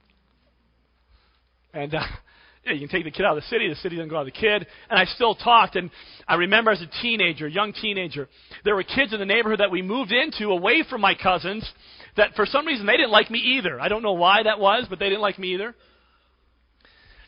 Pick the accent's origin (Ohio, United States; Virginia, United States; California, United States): Ohio, United States; Cleveland; When I was a kid growing up in Cleveland